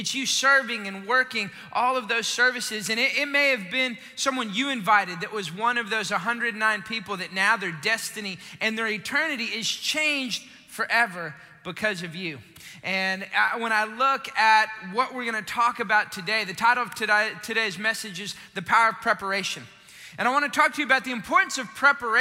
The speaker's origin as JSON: {"language": "English", "town": "Austin", "region": "Texas", "country": "United States", "moved": "yes", "said": "I'm originally from Austin"}